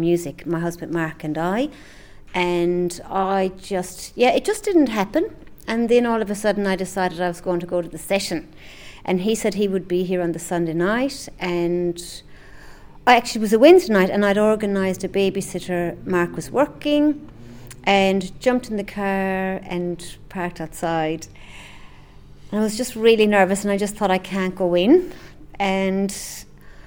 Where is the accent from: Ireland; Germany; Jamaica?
Ireland; County Clare, Munster; moved away as an adult; also born or lived in London / Sydney, Australia / New Zealand; I'm from County Clare.